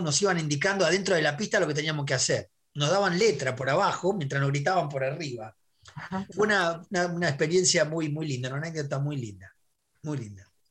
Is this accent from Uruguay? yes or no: yes; Uruguay; also born or lived in Madrid, Spain; now in Buenos Aires, Argentina; Mi infancia en Uruguay. Mi infancia en Uruguay, los tablados, la murga